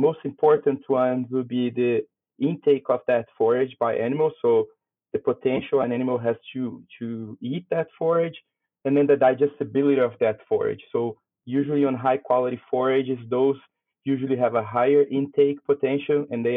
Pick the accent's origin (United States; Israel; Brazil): Brazil; moved away as an adult; also born or lived in Canada; now in Saskatchewan, Canada; I'm originally from Brazil